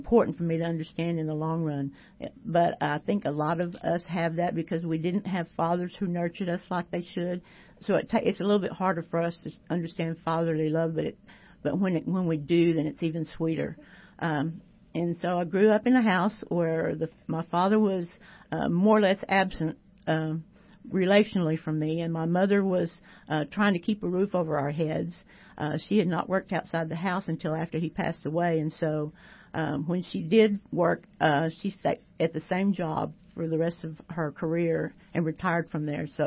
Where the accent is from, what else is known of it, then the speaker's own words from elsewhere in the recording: Temple, Texas, United States; I was born and raised in Temple